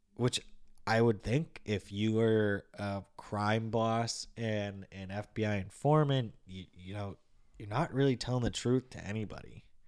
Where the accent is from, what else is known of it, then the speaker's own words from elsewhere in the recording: Massachusetts, United States; I'm not from Boston, but being from Massachusetts, you obviously hear the accent